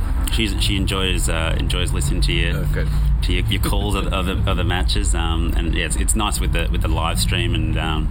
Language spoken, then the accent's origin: English; Sydney, New South Wales, Australia; I'm from Sydney